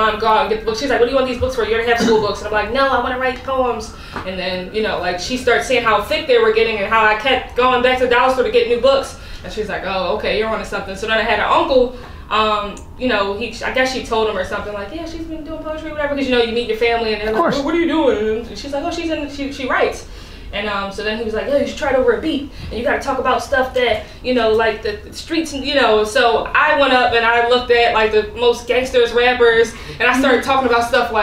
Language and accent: English; Philadelphia, Pennsylvania, United States; I was born in Philadelphia